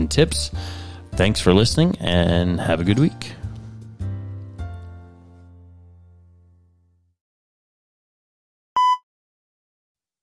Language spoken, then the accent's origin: English; Canada; as a Canadian